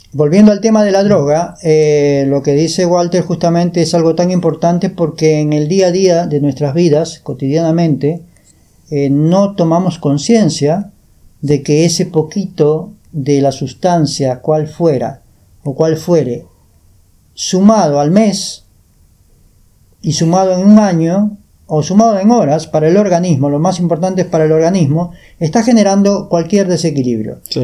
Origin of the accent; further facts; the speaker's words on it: Peru; moved away as an adult; now in Uruguay; yo vengo de Perú